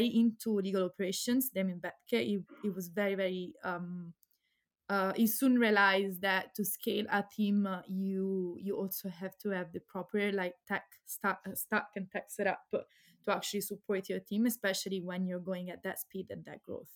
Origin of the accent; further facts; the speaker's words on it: Pisa, Tuscany, Italy; moved away as an adult; also born or lived in Leiden, Netherlands; now in Amsterdam, Netherlands; I'm Italian from Pisa, but so from Tuscany.